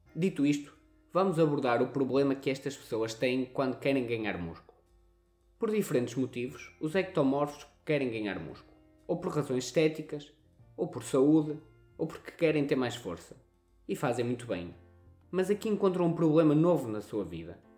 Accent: Northern Portugal, Portugal; accent: pronúncia do norte; temos a pronúncia do norte

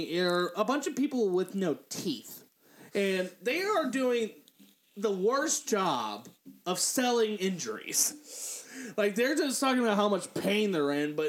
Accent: Northern Kentucky, United States; I'm from Northern Kentucky

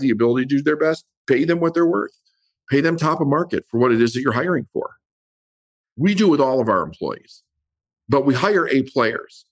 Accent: Chicago, Illinois, United States; I grew up in Chicago and everything was about doing it yourself

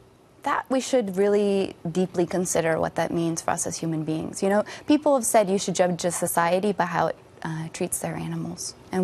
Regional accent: Wisconsin, United States; It's really hard because I don't know if I told you I'm from Wisconsin.

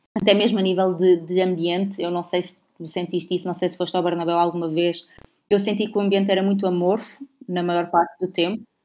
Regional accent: Portugal; eu sou portuguesa

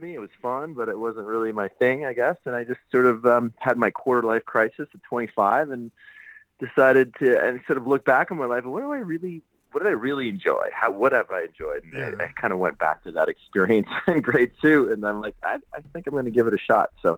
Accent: Saskatoon, Saskatchewan, Canada; I'm actually from a small town in the middle of Canada called Saskatoon

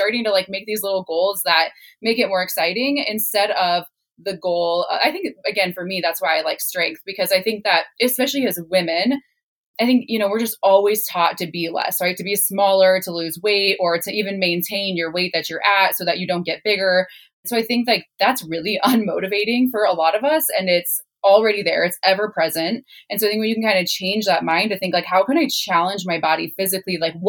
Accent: Midwest, United States; I was raised in the Midwest

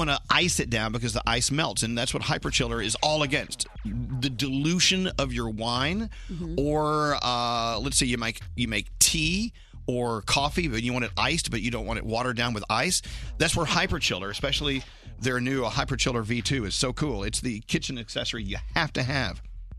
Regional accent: Texas, United States; now in New York City, United States; Born and raised in Texas, or as I like to say, born and reared in Texas.

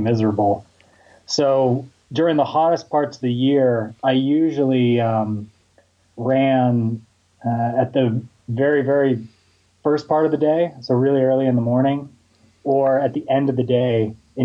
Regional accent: Houston, Texas, United States; I grew up in Houston, Texas

